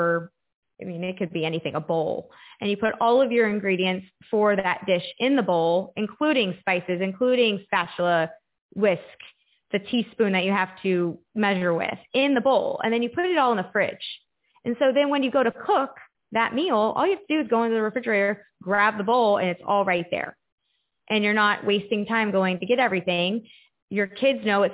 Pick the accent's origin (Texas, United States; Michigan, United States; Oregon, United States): Texas, United States; moved away as an adult; also born or lived in Florida; I went off on my own and lived by myself in Florida and went to college because I grew up in Texas